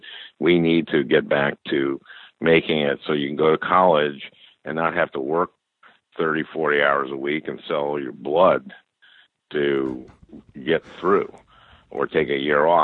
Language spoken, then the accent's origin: English; St. Louis Park, Minnesota, United States; I grew up in St. Louis Park, Minnesota, in a two-bedroom, one-bath house